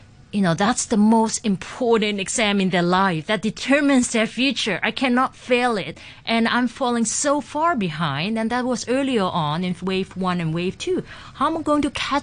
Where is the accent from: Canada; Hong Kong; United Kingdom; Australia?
Hong Kong; I grew up in Hong Kong